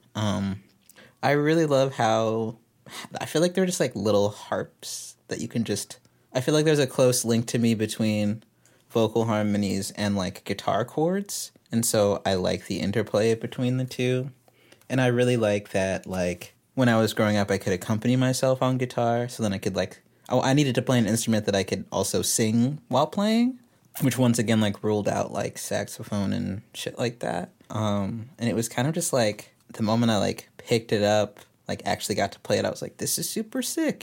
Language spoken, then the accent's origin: English; Texas, United States; I'm from Texas, but I, I, like, I don't really feel super Texan, but I also kinda